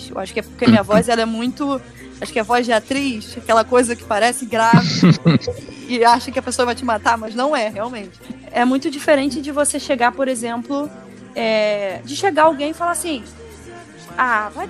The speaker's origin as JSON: {"language": "Portuguese", "region": "Rio de Janeiro", "country": "Brazil", "said": "a gente é carioca."}